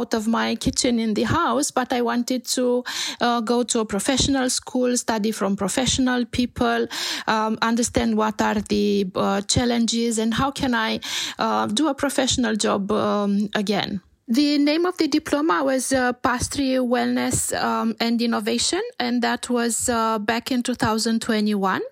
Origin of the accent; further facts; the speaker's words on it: Romania; also born or lived in Canada / Bucharest; I grew up in Romania, and I have to say that I lived for a few years in Canada, and then I came back to Romania